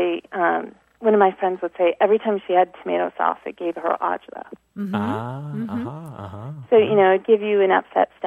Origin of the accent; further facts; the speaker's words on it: Connecticut, United States; now in Encinitas, United States; I grew up in Connecticut